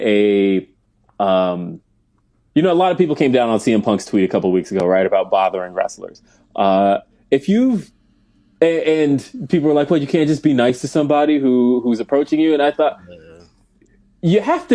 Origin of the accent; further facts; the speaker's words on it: Denver, Colorado, United States; I'm from Denver, right? So, as you can see, repping my Denver hoodie. I'm from Denver.